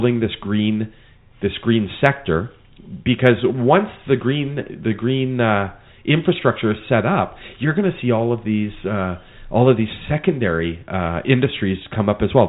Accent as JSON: {"language": "English", "region": "Alberta", "country": "Canada", "tie": "born or raised there", "moved": "yes", "lives_now": "Mission, Canada", "said": "I grew up in Alberta."}